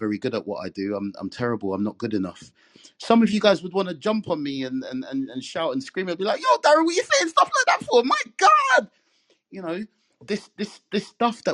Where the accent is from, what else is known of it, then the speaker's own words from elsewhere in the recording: England, United Kingdom; I'm Caribbean. I'm a Jamaican, born and bred in England